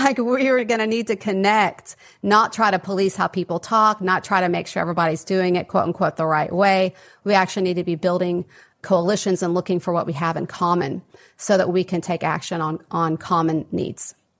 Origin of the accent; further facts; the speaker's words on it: West Texas, United States; I grew up in West Texas, um, kind of a mid-sized city, very conservative environment